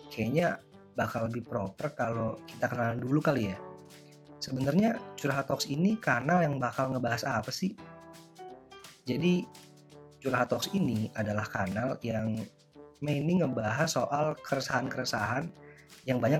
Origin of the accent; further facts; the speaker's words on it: Pekalongan, Central Java, Indonesia; lagi bersama saya … saya dari Pekalongan.